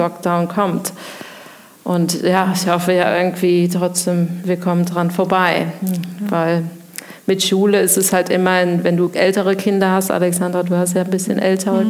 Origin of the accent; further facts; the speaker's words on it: Koblenz, Rhineland-Palatinate, Germany; now in Winningen, Germany; ich komme aus Koblenz, Schengelchen geboren ähm, und wohne eigentlich auch schon sehr lange in Winningen